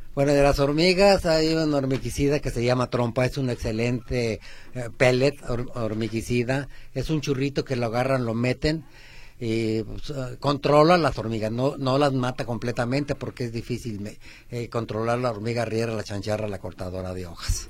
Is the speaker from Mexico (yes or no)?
yes; Aguascalientes, Mexico; now in Guadalajara, Mexico; Cuando yo tenía 5 o 6 años, somos de Aguascalientes